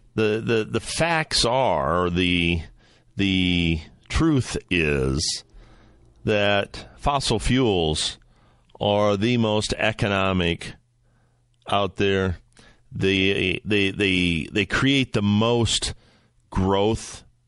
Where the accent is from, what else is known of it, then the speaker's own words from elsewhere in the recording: Ohio, United States; in Medina, Ohio, my home state, Northern Ohio, just east of where I'm at as we speak